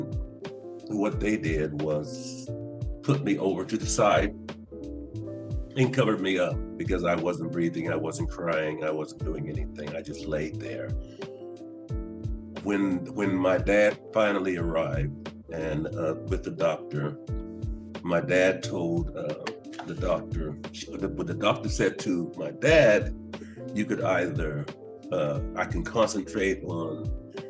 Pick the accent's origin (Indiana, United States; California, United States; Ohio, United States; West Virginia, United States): Ohio, United States; Martins Ferry; I was born in Martin Ferry, Ohio